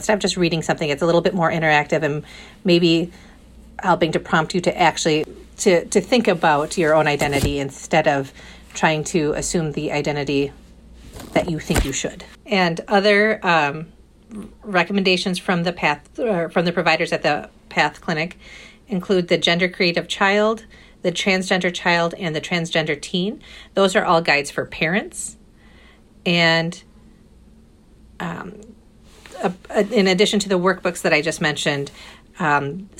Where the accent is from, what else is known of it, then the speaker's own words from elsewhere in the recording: Fond du Lac, Wisconsin, United States; now in Madison, United States; in my hometown of Fond du Lac where I grew up